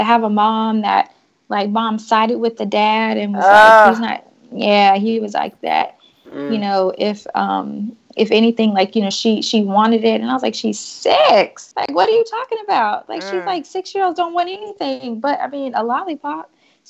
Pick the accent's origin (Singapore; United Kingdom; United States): United States; the South; Like I said, I'm from the South, so I'm overly friendly by default.